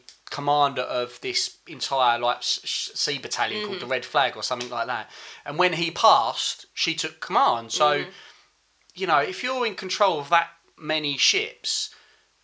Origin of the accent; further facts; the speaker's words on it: Essex, East of England, United Kingdom; also born or lived in Birmingham; I come from Essex... I was used to my own culture and what we did here, which was predominantly white, right? I think there was like two black lads at my junior school